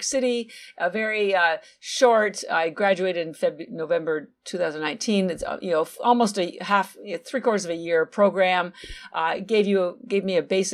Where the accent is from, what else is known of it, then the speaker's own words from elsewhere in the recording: Canada; moved away as an adult; now in Boston, United States; So I'm actually Canadian. My family's still in Canada. All my education, I have an MBA and a bachelor of science, bachelor's degree, all from Canada. But I do live in Boston, Massachusetts, and I've been here about 33 years.